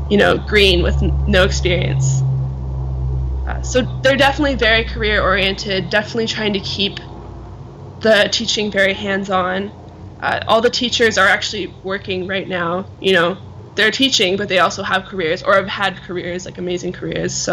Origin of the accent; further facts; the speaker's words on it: Canada; So I'm Canadian, so um, I'm gonna move there.